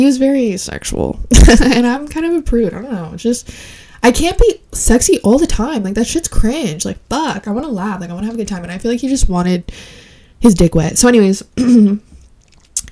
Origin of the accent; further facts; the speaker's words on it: Puerto Rico; I am not Honduran. I am Puerto Rican.